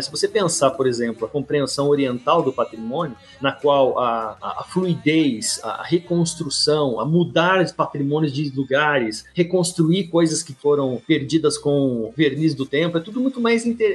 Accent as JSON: {"language": "Portuguese", "country": "Brazil", "said": "nós, enquanto brasileiros, latino-americanos"}